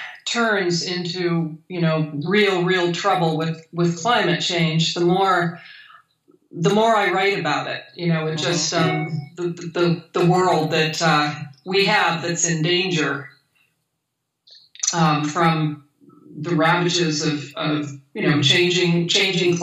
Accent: Hawaii, United States; moved away; I grew up in Hawaii. I'm from Hawaii, so. You know, my childhood was spent there

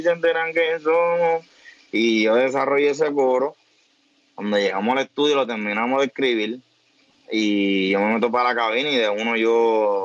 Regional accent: Trujillo Alto, Puerto Rico; yo soy natural de Trujillo

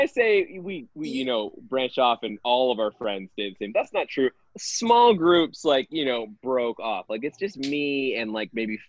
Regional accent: Gilroy, California, United States; moved away; Growing up in Gilroy

